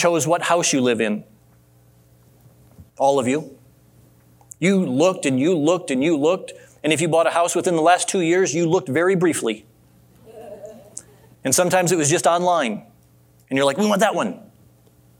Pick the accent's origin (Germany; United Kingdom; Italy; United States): United States; Adrian, Michigan; growing up in Adrian, Michigan